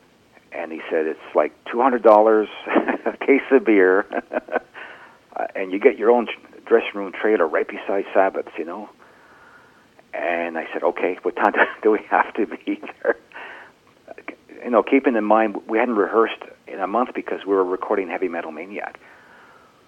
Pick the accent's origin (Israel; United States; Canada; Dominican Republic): Canada; We're a Canadian band.